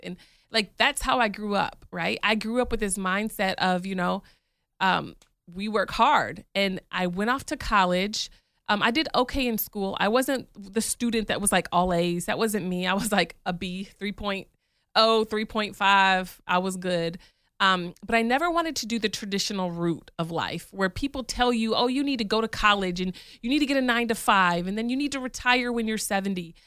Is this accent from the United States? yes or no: yes; Michigan, United States; moved away as an adult; also born or lived in New York; now in Atlanta, United States; I grew up in Michigan